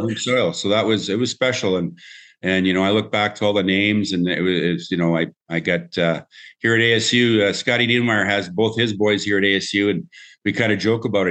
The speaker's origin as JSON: {"language": "English", "country": "Canada", "said": "a Canadian boy growing up"}